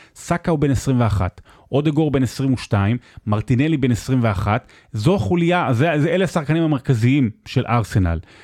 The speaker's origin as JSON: {"language": "Hebrew", "town": "Rehovot", "region": "Central District", "country": "Israel", "tie": "born or raised there", "said": "הפועל מרמורק, אה, שגדלתי שם"}